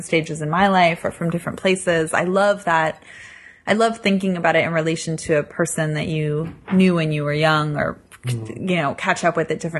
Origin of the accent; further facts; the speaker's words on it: United States; I'm an American tourist